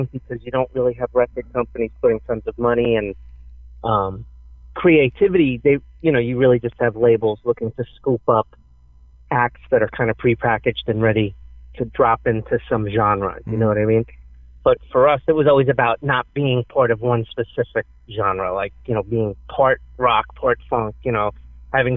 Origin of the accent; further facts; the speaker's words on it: New York City, New York, United States; we come from Fresh Meadows. There's this big grove in the middle of the area. It's like a suburb, and it's like where everybody would meet, you know, to play baseball or then when they got older to smoke weed